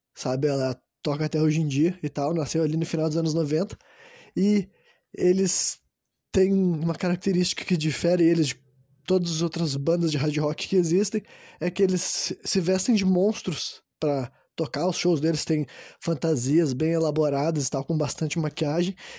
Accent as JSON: {"language": "Portuguese", "country": "Brazil", "said": "eu sou brasileiro"}